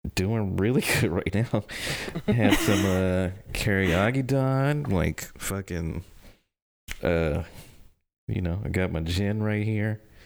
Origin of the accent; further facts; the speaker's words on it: Jackson, Tennessee, United States; I'm from Jackson, Tennessee